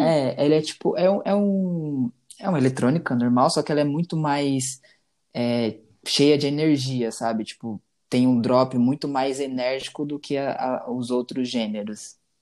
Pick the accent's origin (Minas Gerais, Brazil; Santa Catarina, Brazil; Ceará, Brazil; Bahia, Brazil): Bahia, Brazil; also born or lived in Rio de Janeiro; now in São Paulo, Brazil; Eu nasci no Rio, só que, tipo, bebezinho ainda, eu fui pra Bahia, né? Morar com a minha avó